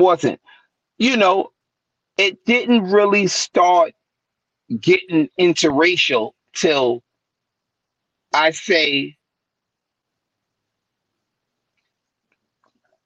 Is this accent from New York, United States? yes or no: yes; New York City, New York, United States; also born or lived in New Brighton, Staten Island; I'm from West Brighton. I'm from somewhere called the Markham Homes